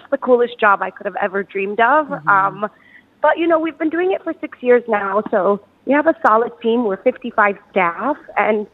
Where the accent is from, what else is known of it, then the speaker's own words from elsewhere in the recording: United States; now in Dubai, United Arab Emirates; I grew up in the States